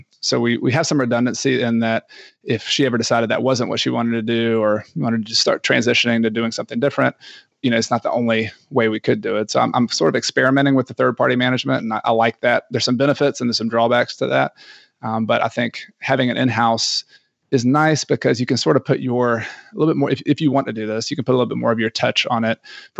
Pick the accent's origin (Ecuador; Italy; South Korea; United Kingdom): Ecuador; And I am from Ecuador.